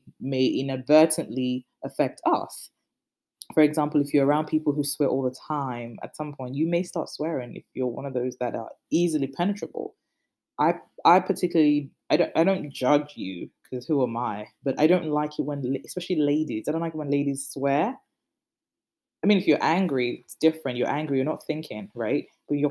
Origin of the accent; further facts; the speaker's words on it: Nigeria; I'm Nigerian